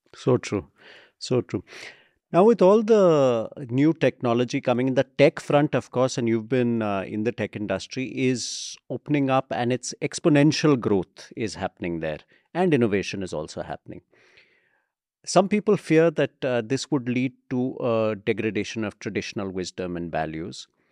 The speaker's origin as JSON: {"language": "English", "country": "India", "said": "our country"}